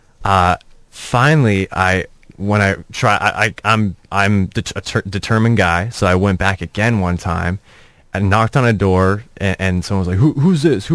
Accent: Orange County, California, United States; I grew up in Orange County

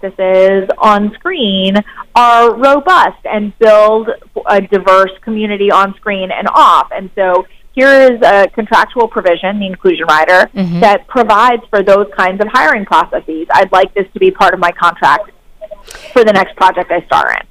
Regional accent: Cincinnati, Ohio, United States; moved away as an adult; I grew up in Cincinnati, Ohio. I'm from the Midwest.

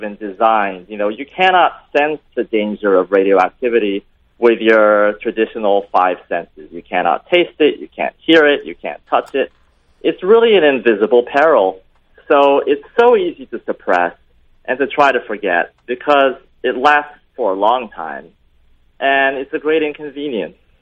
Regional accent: Tokyo, Japan; I was born and raised in Tokyo

